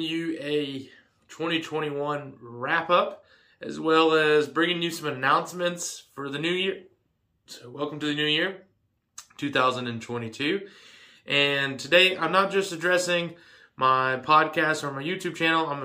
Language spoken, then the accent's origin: English; Georgia, United States; I was going to be moving back to Georgia